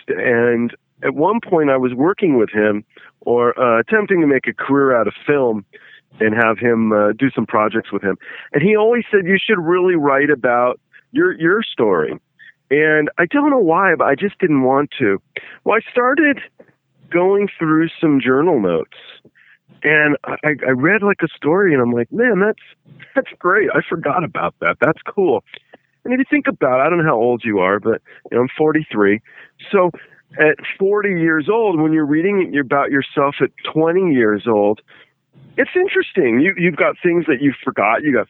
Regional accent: England, United Kingdom; now in Los Angeles, United States; I was born in England

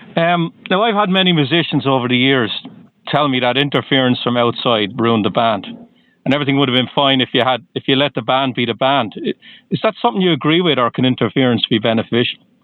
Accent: Waterford, Munster, Ireland; moved away as an adult; also born or lived in Dublin, Ireland; now in Boston, United States

